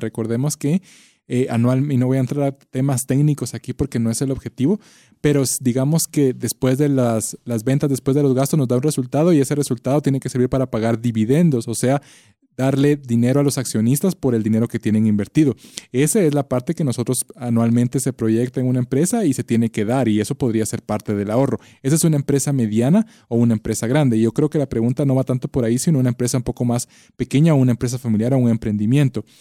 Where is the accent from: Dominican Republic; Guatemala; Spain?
Guatemala; como guatemaltecos